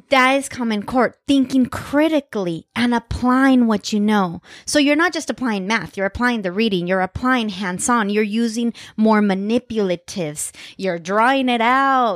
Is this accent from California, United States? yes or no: yes; Central Valley, California, United States; growing up in the Central Valley